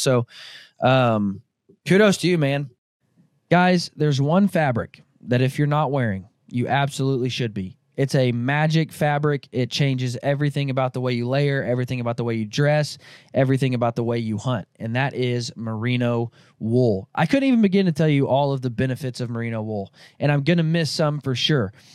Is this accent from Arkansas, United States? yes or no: yes; Northwest Arkansas, United States; now in Kansas, United States; where I grew up in Northwest Arkansas